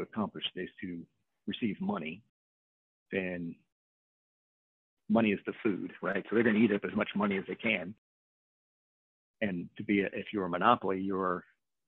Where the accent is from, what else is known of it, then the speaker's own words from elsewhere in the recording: New Orleans, Louisiana, United States; I'm from New Orleans